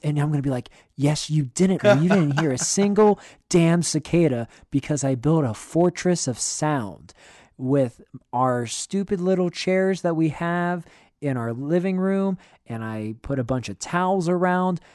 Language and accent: English; Western Pennsylvania, United States; I grew up in Western Pennsylvania.